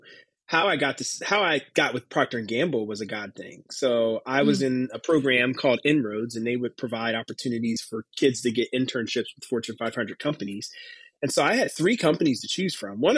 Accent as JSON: {"language": "English", "town": "Philadelphia", "region": "Pennsylvania", "country": "United States", "tie": "born or raised there", "moved": "as an adult", "lives_now": "Cincinnati, United States", "said": "the small church that I grew up in back in Philadelphia"}